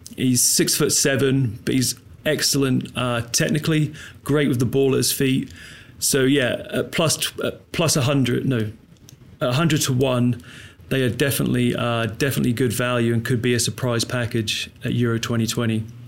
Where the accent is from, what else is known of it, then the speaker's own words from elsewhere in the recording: England, United Kingdom; being English